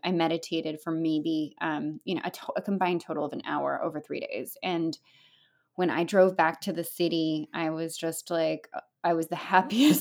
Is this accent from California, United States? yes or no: yes; California, United States; now in upstate New York, United States; I'm Californian